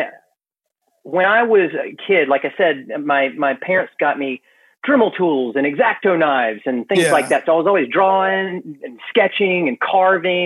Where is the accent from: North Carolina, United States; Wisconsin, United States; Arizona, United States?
North Carolina, United States; Gastonia; also born or lived in Greenville, South Carolina / Charlotte, North Carolina; I grew up in Gastonia